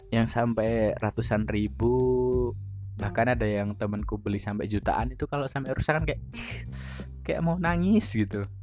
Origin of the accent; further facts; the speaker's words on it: Surakarta, Central Java, Indonesia; aku lahir dan besar di Solo Surakarta di Jawa Tengah sehari-hari menggunakan bahasa Jawa kalau ngobrol.